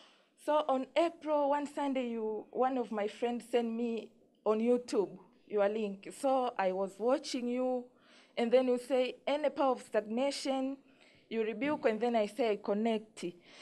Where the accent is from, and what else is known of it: Tanzania